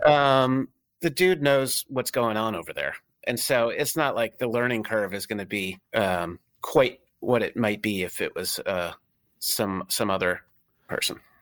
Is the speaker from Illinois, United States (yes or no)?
no; Connecticut, United States; also born or lived in San Francisco; now in Philadelphia, United States; where I grew up in Connecticut